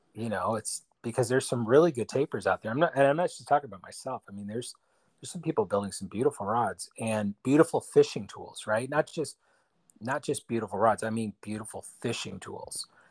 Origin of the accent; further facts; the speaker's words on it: Bay Area, California, United States; I'm from the Bay Area in California